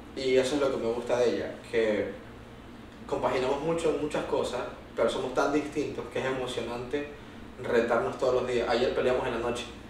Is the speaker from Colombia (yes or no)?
no; Venezuela; also born or lived in United States; now in Lima, Peru; cómo somos los venezolanos